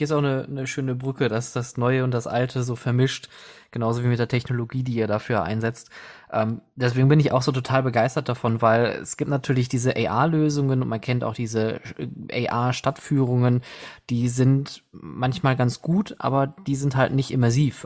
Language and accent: German; Oberhausen, North Rhine-Westphalia, Germany; now in Essen, Germany; ich bin gebürtiger Oberhausener und ich kenne das noch in Zeiten vor dem Zentro, äh, also vor 96